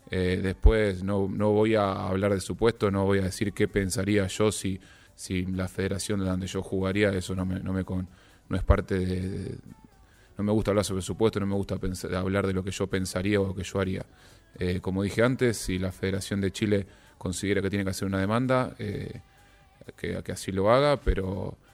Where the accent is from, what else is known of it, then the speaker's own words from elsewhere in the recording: Ecuador; primero esto lo voy a responder obviamente como ecuatoriano y no como arquero de la U